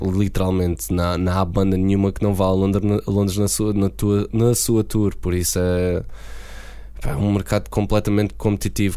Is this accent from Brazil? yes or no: no; Beja, Alentejo, Portugal; moved away as an adult; also born or lived in Hungary; now in London, United Kingdom; Beja como a minha cidade natal